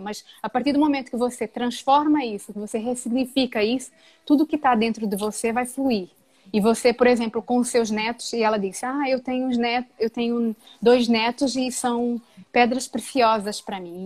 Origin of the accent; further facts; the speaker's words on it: Brazil; now in Portugal; Que saudades que eu tenho de estar com os meus compatriotas